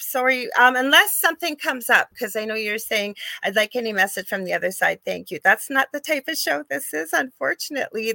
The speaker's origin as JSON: {"language": "English", "country": "Canada", "said": "I am a Canadian uh, spiritual psychic medium"}